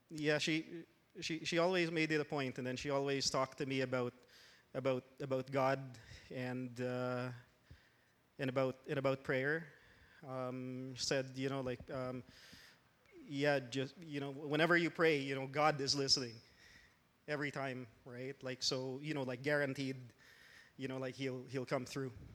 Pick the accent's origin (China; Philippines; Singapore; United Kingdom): Philippines; moved away as an adult; also born or lived in Los Angeles, United States; now in Canada; I grew up in the Philippines